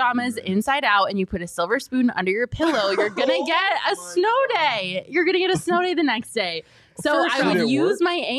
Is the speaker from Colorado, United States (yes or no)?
yes; Colorado, United States; I grew up in Colorado, and so whenever I felt I broke my leg when I was in like the seventh grade.